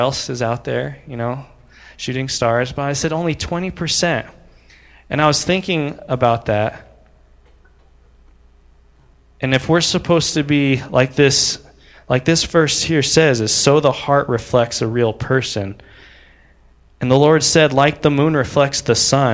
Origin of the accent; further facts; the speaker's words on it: United States; I'm an American